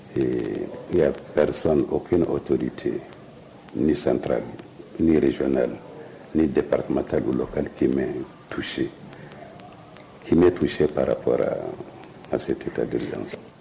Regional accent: Tillabéri, Niger; Je suis de Tchelaberi, je connais les populations de Tchelaberi

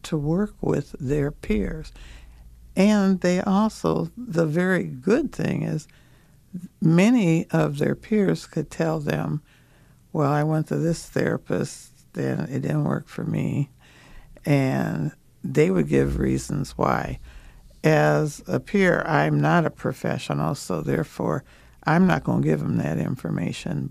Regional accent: Minnesota, United States; I'm from Minnesota

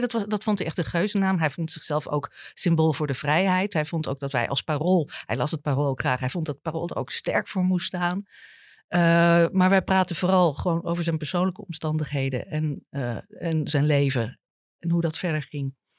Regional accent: Apeldoorn, Gelderland, Netherlands; moved away as an adult; now in Amsterdam, Netherlands; Ik kwam uit Apeldoorn, niet veel gewend

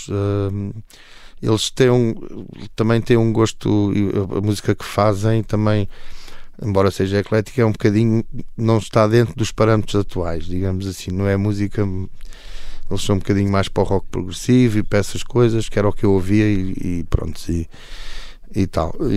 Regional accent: Alentejo, Portugal; also born or lived in Almada; Portanto, eu vim do Alentejo para a Almada, eh, fiz uma vida, uma vida perfeitamente normal e feliz

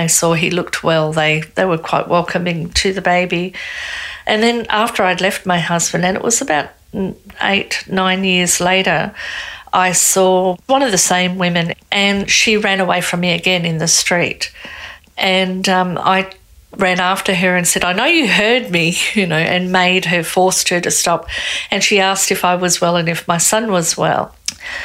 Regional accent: Australia; I'm Australian.

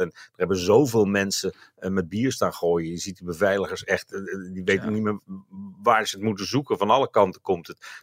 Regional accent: North Brabant, Netherlands; ik kom uit Brabant net als jij

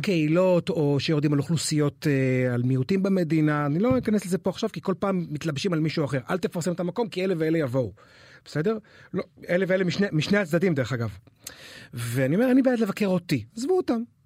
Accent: Haifa, Haifa District, Israel; now in Tel Aviv, Israel; אני חזיר בר חיפאי שני דורות

